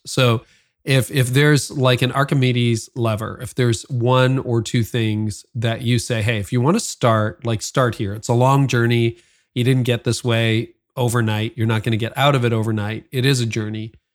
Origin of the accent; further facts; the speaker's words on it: Canada; I'm also Canadian